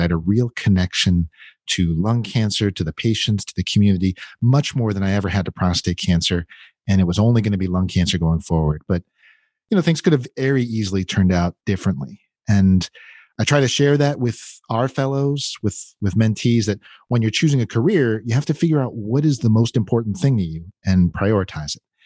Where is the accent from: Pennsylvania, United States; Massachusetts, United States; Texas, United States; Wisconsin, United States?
Pennsylvania, United States; outside of Pittsburgh; moved away as an adult; also born or lived in Florida / Baltimore / Philadelphia / Los Angeles; I was born in Florida. Uh, but I grew up outside of Pittsburgh